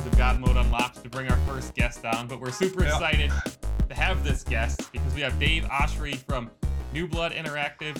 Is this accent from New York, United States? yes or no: yes; Southern Tier, New York, United States; we're from the southern tier, so not quite the city, but same state at least